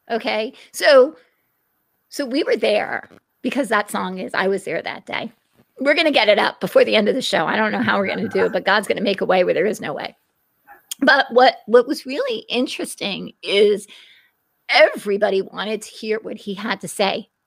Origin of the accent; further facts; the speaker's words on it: California, United States; I'm from California, and it was, so it just was imagine.